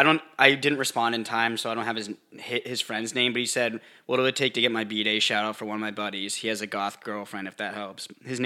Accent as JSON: {"language": "English", "country": "Canada", "said": "British Columbia, isn't it? I'm from Canada."}